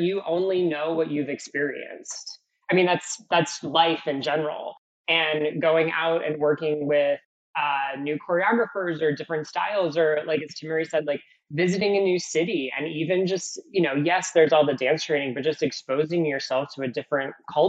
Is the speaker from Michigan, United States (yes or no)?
yes; outside of Detroit, Michigan, United States; moved away as an adult; now in New York, United States; I grew up in outside of Detroit, Michigan